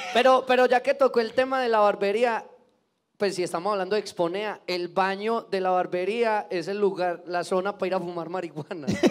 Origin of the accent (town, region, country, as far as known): Bello, Antioquia, Colombia